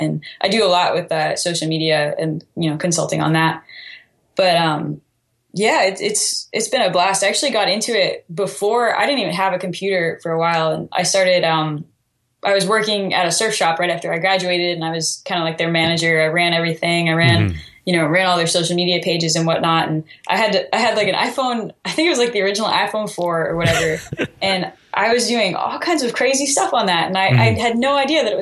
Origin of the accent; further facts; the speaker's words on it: Plum Island, Massachusetts, United States; moved away as an adult; also born or lived in Hampton Beach, New Hampshire / Holderness, New Hampshire / Maine; now in Texas, United States; I'm from Plum Island, Massachusetts.